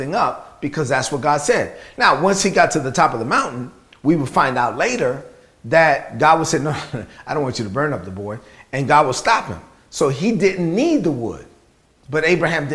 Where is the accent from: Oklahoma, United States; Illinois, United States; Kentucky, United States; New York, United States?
New York, United States; New York City; I grew up in Brooklyn.